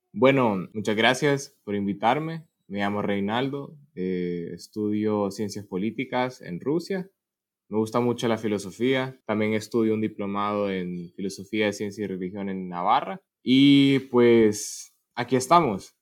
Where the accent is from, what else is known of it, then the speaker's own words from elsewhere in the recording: Honduras; moved away as an adult; now in Russia; en Honduras, que pues es mi país natal